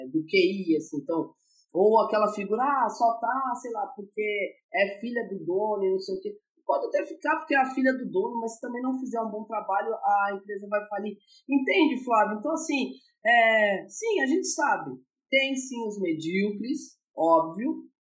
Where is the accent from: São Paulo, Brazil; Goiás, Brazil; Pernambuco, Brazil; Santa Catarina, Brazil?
São Paulo, Brazil; moved away; Eu sou paulistana